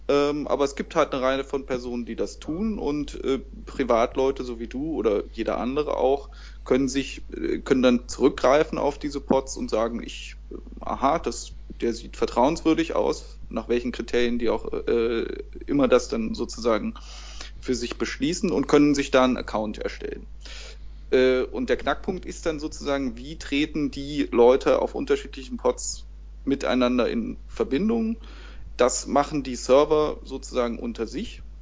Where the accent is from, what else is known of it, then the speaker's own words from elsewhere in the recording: Berlin, Germany; bin aus Berlin in Deutschland